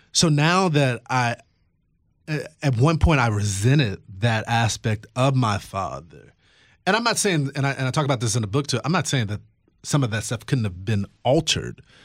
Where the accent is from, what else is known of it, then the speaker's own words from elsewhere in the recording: Texas, United States; my home state of Texas